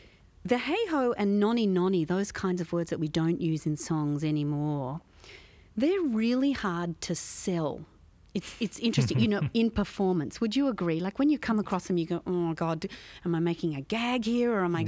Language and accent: English; Australia; which as an Australian audience, we might be thinking this is kind of from a foreign land